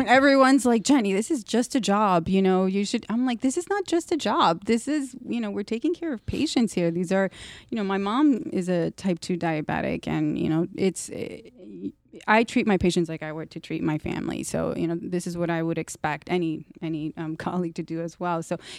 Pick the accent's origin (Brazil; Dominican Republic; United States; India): Dominican Republic; I'm from Dominican Republic, which is a beautiful island.